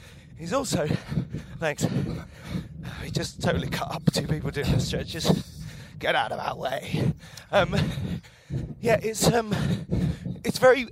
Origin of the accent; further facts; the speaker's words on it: London, United Kingdom; yeah, I'm from London.